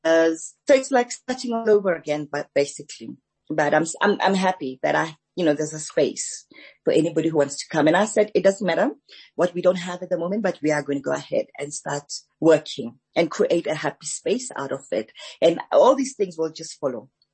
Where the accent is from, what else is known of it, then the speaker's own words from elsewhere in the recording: Soweto, Gauteng, South Africa; also born or lived in Alexandra, Gauteng; I was actually born in Alexandra Township uh-huh. And my parents moved to Soweto during the forced removals. So I grew up in Soweto